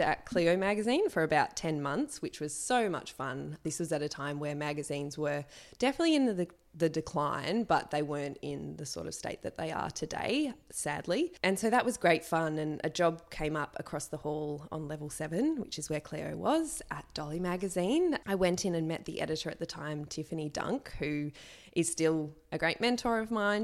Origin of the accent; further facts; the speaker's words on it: Sydney, New South Wales, Australia; I grew up in Sydney.